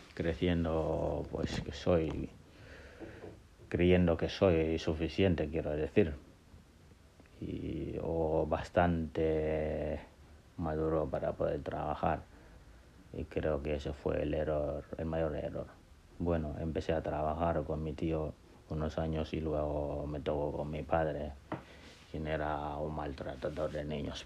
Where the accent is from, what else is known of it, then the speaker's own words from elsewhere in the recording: Gambia; moved away as an adult; also born or lived in Senegal; now in Basque Country, Spain; he crecido en, en, África entre Gambia y Senegal eh, soy de Gambia eh, o de Senegambia mejor dicho